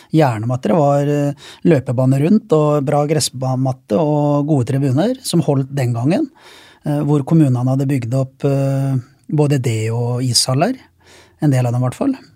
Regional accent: Sarpsborg, Østfold, Norway; jeg er hjemme i Sarpsborg

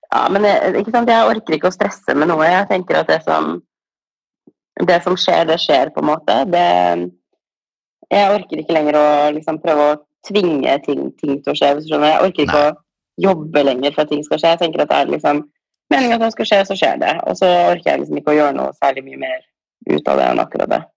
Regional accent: Norway; moved away as an adult; now in Los Angeles, United States; hjemme i Norge

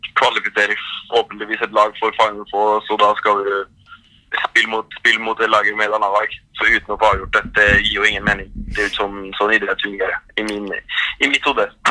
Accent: Trondheim, Trøndelag, Norway; moved away as an adult; now in Paris, France; være hjemme i Trondheim med familien

